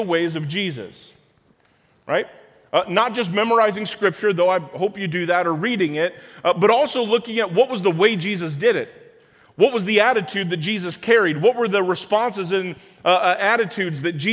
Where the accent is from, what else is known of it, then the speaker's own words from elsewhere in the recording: Springfield, Illinois, United States; I grew up in Springfield, and so downstate in Illinois